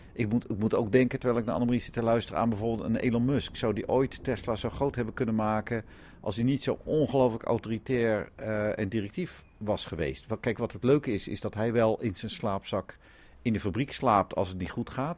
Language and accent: Dutch; Netherlands; We zijn als Nederlanders